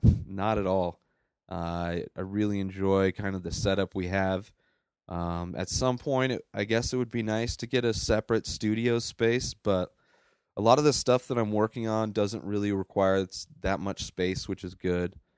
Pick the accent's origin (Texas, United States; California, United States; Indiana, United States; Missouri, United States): California, United States; Bermuda Dunes; moved away as an adult; now in Colorado, United States; I grew up in California